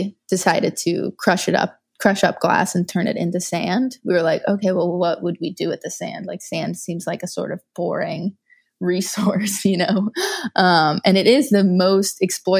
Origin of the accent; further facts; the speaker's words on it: Louisiana, United States; I grew up in Louisiana without access to recycling